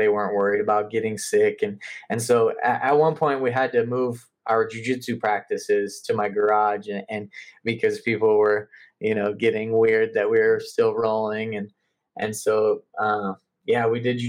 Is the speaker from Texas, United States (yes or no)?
no; North Platte, Nebraska, United States; we're here in North Platte